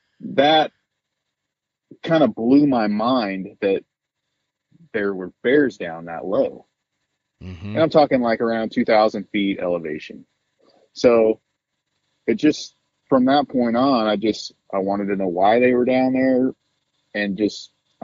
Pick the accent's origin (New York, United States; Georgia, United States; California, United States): California, United States; Chico; I'm from Chico, California, within 20 minutes or less, I can be up the mountain and in wildlife and away from people.